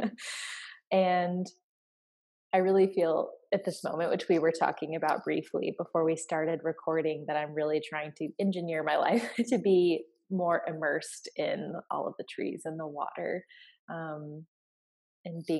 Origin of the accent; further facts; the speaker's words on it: United States; now in Atlanta, United States; I am an American. I live in the southeastern United States in Atlanta, Georgia